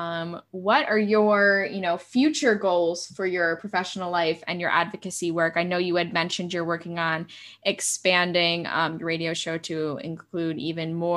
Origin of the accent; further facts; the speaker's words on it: United States; I am obviously an American